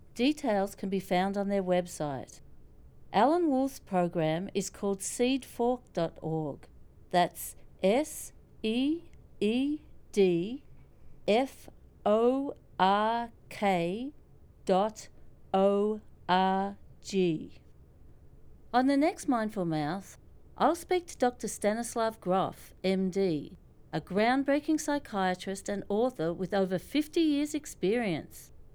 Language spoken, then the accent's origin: English; Australia; now in New York, United States; I'm Australian